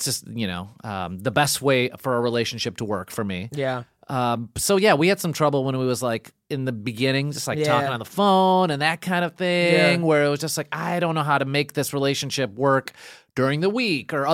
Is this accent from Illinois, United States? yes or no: yes; Chicago, Illinois, United States; I'm from Chicago